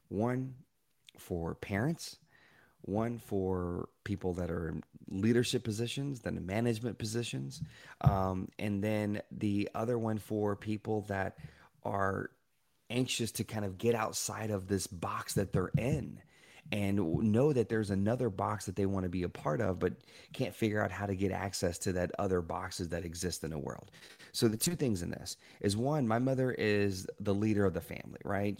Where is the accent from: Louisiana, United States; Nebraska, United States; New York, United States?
Louisiana, United States; Shreveport; I was born in Shreveport, Louisiana